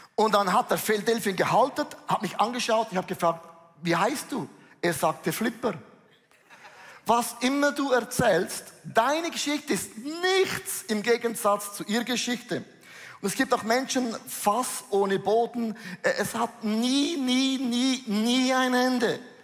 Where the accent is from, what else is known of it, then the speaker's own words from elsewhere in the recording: Switzerland; für uns Schweizer